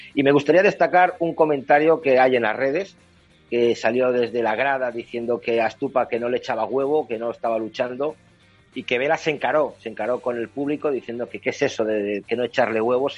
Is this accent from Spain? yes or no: yes; Castile and León, Spain; yo como castellano leonés